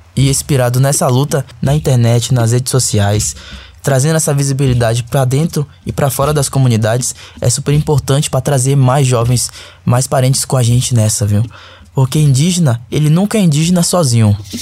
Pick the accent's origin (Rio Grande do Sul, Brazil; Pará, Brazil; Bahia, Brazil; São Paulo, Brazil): Bahia, Brazil; Coroa Vermelha Pataxó village; Eu sou da aldeia Pataxó de Cura Vermelha